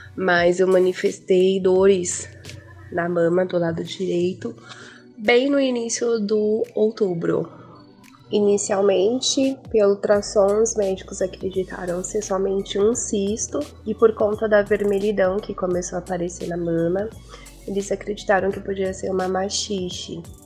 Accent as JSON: {"language": "Portuguese", "region": "São Paulo", "country": "Brazil", "said": "eu sou do Jardim Macedônia, São Paulo."}